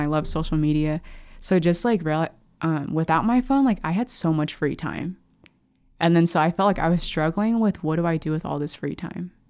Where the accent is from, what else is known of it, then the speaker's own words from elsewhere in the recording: Lincoln, Nebraska, United States; growing up in Lincoln, seeing so many priests and sisters